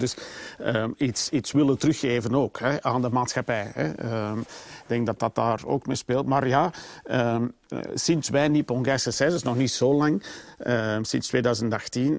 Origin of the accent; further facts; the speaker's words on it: Flemings, Flanders, Belgium; we zijn sowieso altijd als Belgen en misschien Vlamingen